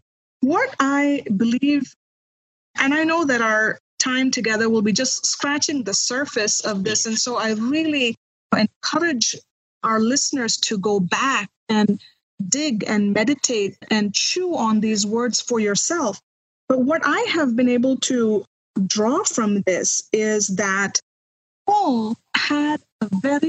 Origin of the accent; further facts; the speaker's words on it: India; moved away as an adult; now in United States